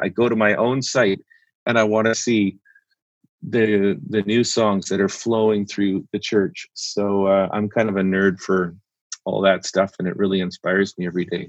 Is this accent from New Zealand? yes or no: no; Canada; also born or lived in Vancouver; I'm a Canadian.